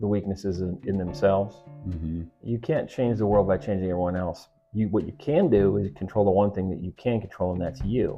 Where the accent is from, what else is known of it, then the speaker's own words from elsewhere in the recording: United States; what's nice about being an American is that... we're American